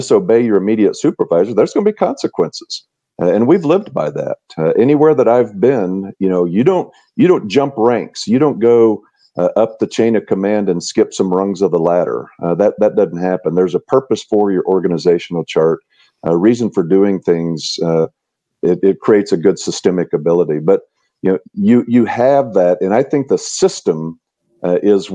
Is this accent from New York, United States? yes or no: no; Tucumcari, New Mexico, United States; also born or lived in Charleston, South Carolina; So I grew up in New Mexico. I grew up a block off of Route 66. My dad owned a mobile gas station on Route 66 in Tucumcari, New Mexico.